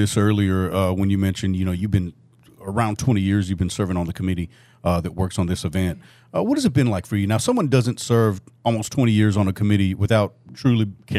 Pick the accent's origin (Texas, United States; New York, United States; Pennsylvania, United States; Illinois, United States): Texas, United States; South; now in Northwest Arkansas, United States; I grew up in South Texas where it's just, it's mm-hmm. something that we celebrate every mm-hmm. year.